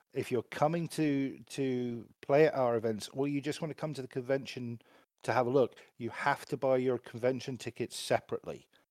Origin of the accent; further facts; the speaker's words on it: England, United Kingdom; being, being English